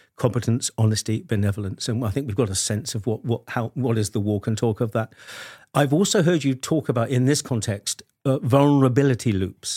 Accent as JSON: {"language": "English", "country": "United Kingdom", "said": "as a Brit"}